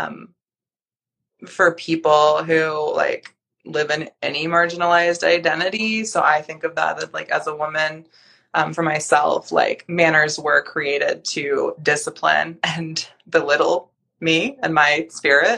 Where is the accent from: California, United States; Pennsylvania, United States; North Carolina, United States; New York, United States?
North Carolina, United States; moved away; I grew up in North Carolina